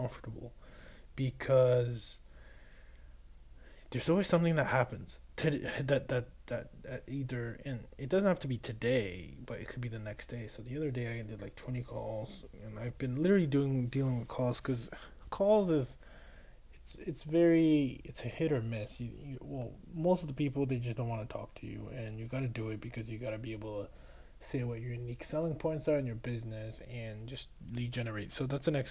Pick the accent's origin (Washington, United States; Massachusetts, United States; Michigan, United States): Massachusetts, United States; Boston; I was from Boston